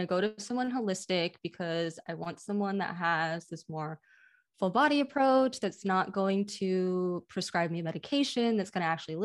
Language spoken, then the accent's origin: English; Iowa City, Iowa, United States; I'm from Iowa City